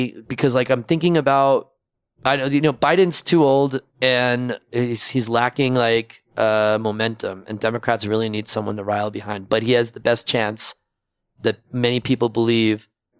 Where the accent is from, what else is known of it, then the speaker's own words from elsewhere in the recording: New York, United States; moved away as an adult; now in Mexico City, Mexico; I'm a New Yorker. I'm from New York, and so I had this big decision to move to Mexico City